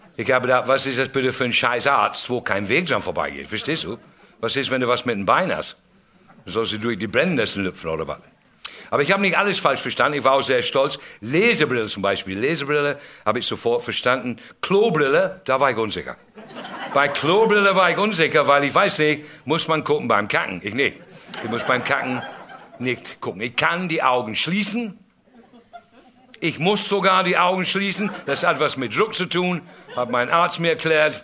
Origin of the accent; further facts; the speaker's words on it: England, United Kingdom; German is a second language; now in Germany; ich komme aus England, bin lange in Deutschland jetzt mittlerweile. Ähm, 44 Jahre bin ich in Deutschland